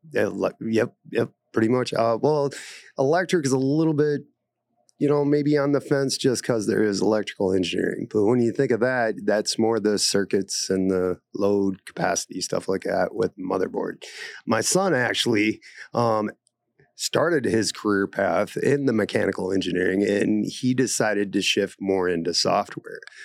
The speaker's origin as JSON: {"language": "English", "town": "Aberdeen", "region": "South Dakota", "country": "United States", "moved": "yes", "said": "I'm originally from Aberdeen, South Dakota."}